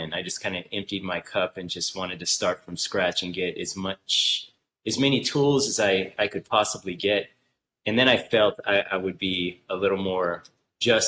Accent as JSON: {"language": "English", "region": "Southern California", "country": "United States", "tie": "born or raised there", "said": "I came from Southern California. I was born and raised here"}